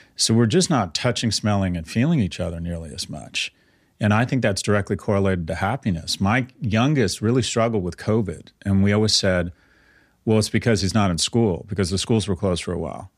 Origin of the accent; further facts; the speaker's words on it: California, United States; I was born in California in the sixties